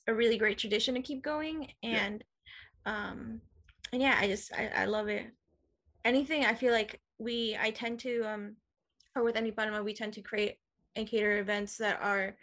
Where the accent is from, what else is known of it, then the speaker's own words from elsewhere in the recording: Oceanside, California, United States; I was born and raised in Oceanside